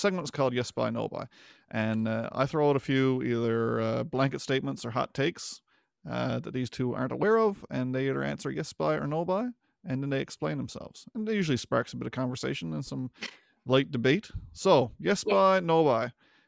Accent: Newfoundland and Labrador, Canada; If you didn't already know from our dialect, how fast I talk, Chad's towny accent, we're all from Newfoundland.

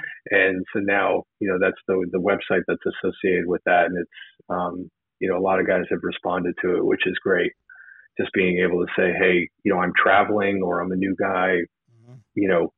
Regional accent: New Jersey, United States; Well, I was looking, since I was from New Jersey and I was, you know, totally on fire for this program.

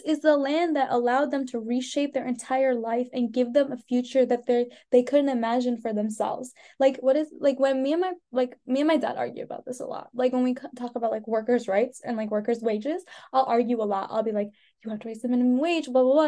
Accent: United States; also born or lived in India; I came here when I was one. I've lived here since I was ba- so basically I've lived here my yeah. whole life.

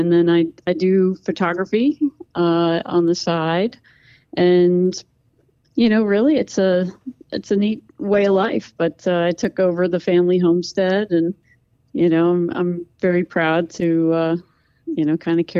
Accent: Pennsylvania, United States; moved away as an adult; also born or lived in Montana; I'm from Pennsylvania. I'm very proud

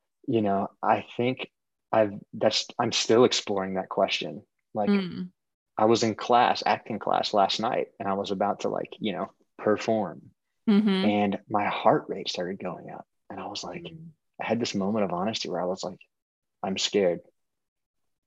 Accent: Southeast, United States; moved away; also born or lived in California; I grew up in the Southeast

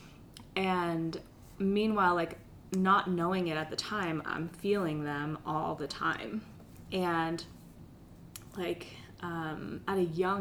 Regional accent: Pennsylvania, United States; I grew up in Pennsylvania, and I grew up with three older brothers

